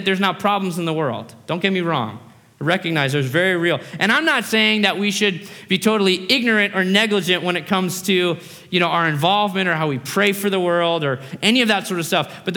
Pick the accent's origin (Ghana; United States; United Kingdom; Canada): United States; also born or lived in Australia; I grew up in America, that's why I don't have an Aussie accent. But I was born in Australia.